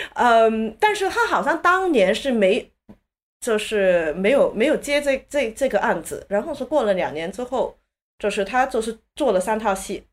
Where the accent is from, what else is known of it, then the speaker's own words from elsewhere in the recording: Hong Kong; 我在香港长大的时候